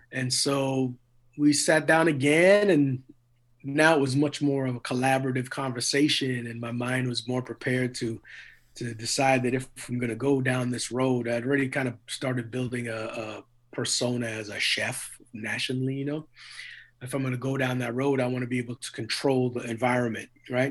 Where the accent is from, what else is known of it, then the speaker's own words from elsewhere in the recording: Edmonton, Alberta, Canada; also born or lived in Trinidad; I grew up in Edmonton, Alberta